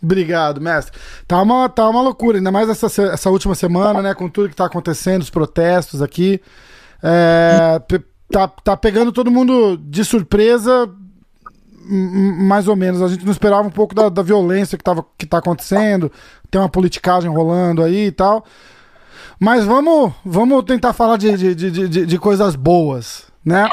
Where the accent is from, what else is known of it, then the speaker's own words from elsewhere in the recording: Brazil; also born or lived in Massachusetts; now in New York, United States; eu sou brasileiro